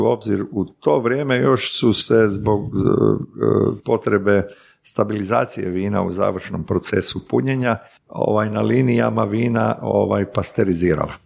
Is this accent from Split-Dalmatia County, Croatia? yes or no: no; Zagreb, City of Zagreb, Croatia; moved away as an adult; also born or lived in Slavonia; Ja sam se rodio 64. živio odrastao u Zagrebu